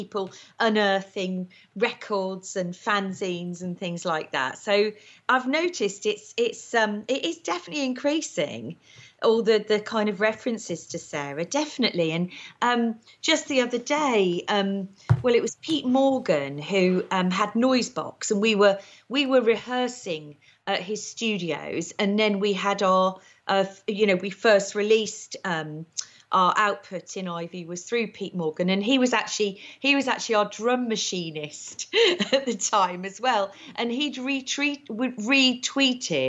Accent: Market Rasen, East Midlands, United Kingdom; I was from Market Raisin in Lincolnshire. No one's ever heard of it. But there was actually a brass band in Market Raisin

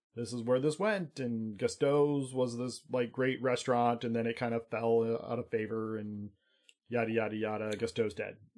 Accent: United States; I'm American

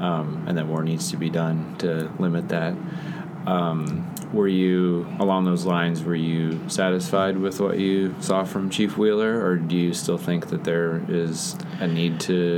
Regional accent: Netherlands; moved away as an adult; The Netherlands.

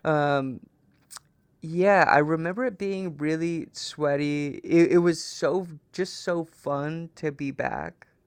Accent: Trapper Creek, Alaska, United States; moved away; we lived in a cabin in Trapper Creek

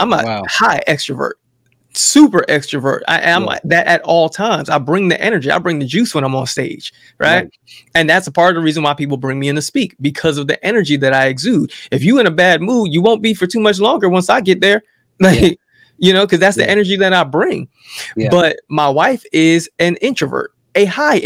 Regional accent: Jersey City, New Jersey, United States; that's where I come from Jersey City

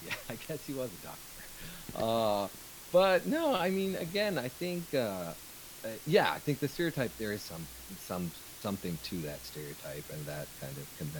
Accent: Ohio, United States; born there; So, and I was born here in Ohio, actually.

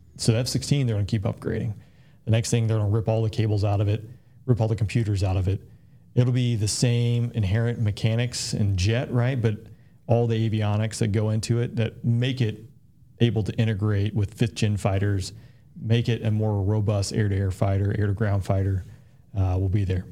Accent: Peachtree City, Georgia, United States; growing up in Peachtree City was phenomenal

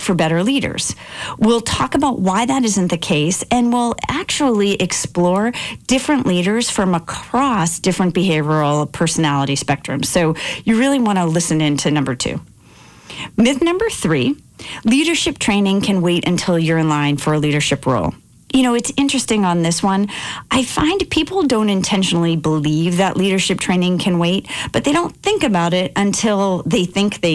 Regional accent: outside Boston, Massachusetts, United States; growing up outside Boston

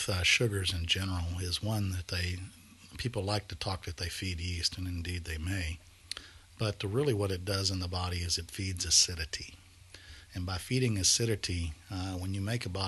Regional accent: Texas, United States; as Texans, we like beef

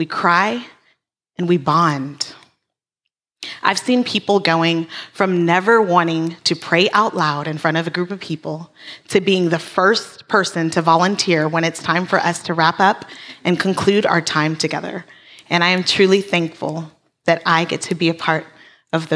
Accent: Hawaii, United States; moved away; we're Hawaiian

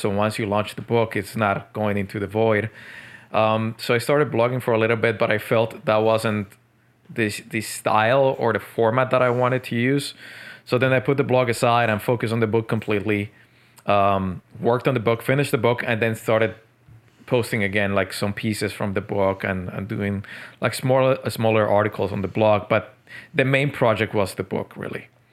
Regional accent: Medellín, Antioquia, Colombia; also born or lived in Tokyo, Japan; now in Montreal, Canada; Colombia, Medellin

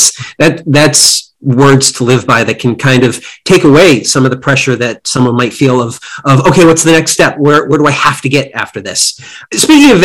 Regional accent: East Coast, United States; now in Los Angeles, United States; I'm from the East Coast myself

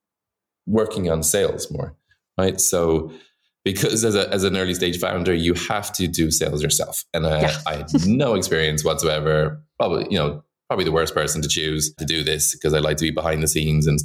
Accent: Dublin, Leinster, Ireland; moved away as an adult; also born or lived in Shanghai, China; now in New York, United States; I'm from Dublin, Ireland

